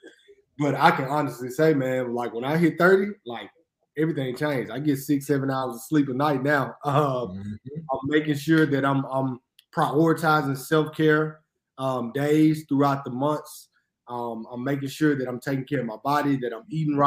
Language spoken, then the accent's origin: English; Jackson, Mississippi, United States; born and raised in Jackson, Mississippi